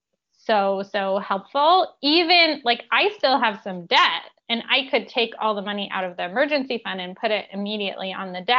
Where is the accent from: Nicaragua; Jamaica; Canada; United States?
Canada; I grew up in Canada